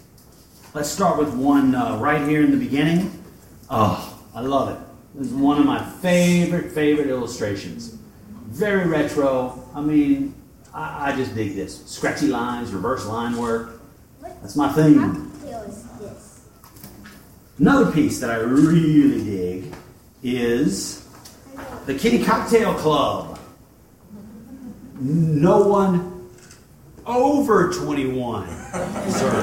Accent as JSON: {"language": "English", "town": "Little Rock", "region": "Arkansas", "country": "United States", "tie": "born or raised there", "said": "when I was a wee crumb snatcher, growing up in Little Rock, Arkansas"}